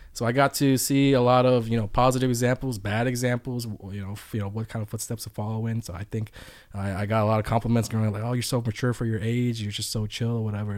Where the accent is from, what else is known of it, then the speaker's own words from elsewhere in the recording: Atlanta, Georgia, United States; I'm from Atlanta